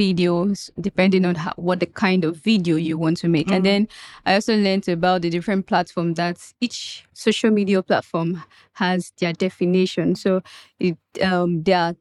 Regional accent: Akwa Ibom, Nigeria; now in Lagos, Nigeria; From Akwa Ibom State

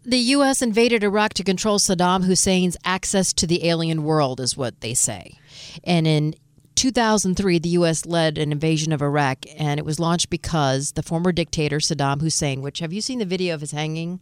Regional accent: Detroit, Michigan, United States; I'm from Detroit

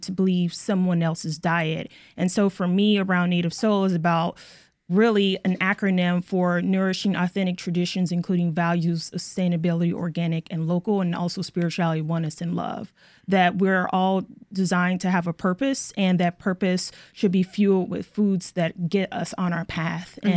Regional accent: Oklahoma, United States; moved away; growing up in Oklahoma in a family riddled with heart disease

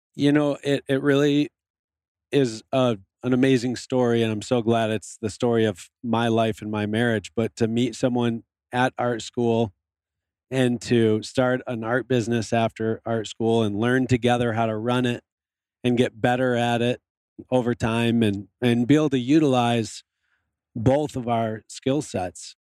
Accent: Michigan, United States; moved away as an adult; also born or lived in Montana; I grew up in Michigan

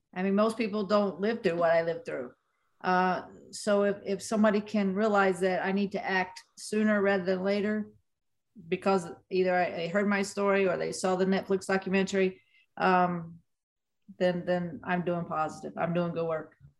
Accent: West Virginia, United States; moved away; my hometown boxing gym in West Virginia.

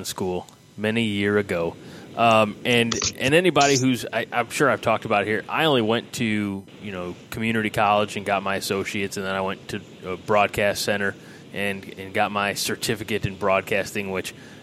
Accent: United States; We are from Clinton County, which doesn't mean anything to anybody in Nebraska, but you know, it's the rural you know, towns

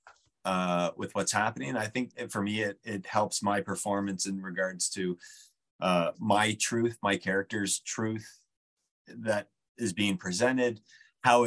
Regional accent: New Brunswick, Canada; I grew up in New Brunswick. I was born in New Brunswick

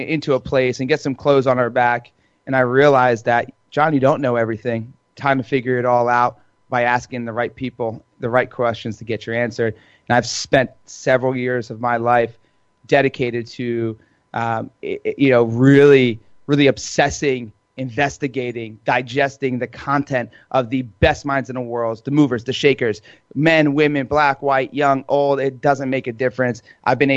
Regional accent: New Jersey, United States; I'm Italian. I'm from Jersey

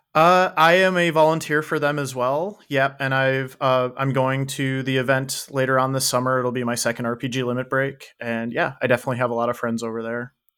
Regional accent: Saint Paul, Minnesota, United States; moved away; I grew up in Saint Paul

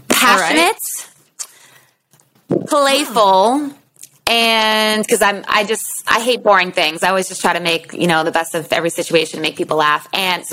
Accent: Boston, Massachusetts, United States; moved away as an adult; also born or lived in Houston / Harlem; I'm from Boston. And so all my friends and family are still up this way

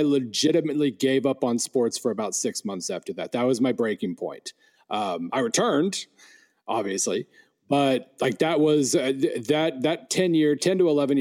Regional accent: Western Oklahoma, United States; I grew up in Western Oklahoma

